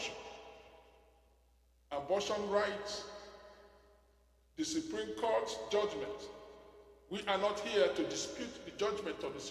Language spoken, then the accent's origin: English; Nigeria; I'm a citizen of heaven, made in heaven, assembled in Nigeria, and dispatched to my generation